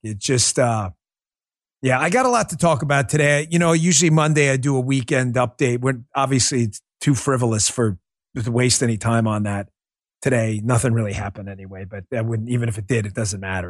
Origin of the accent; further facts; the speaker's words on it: New York, United States; But being a New Yorker myself, uh, being up in New York when it went down